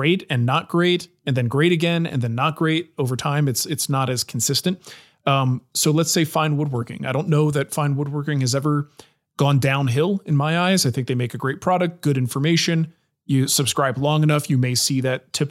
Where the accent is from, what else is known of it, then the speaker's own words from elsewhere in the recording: New Jersey, United States; moved away; I grew up in New Jersey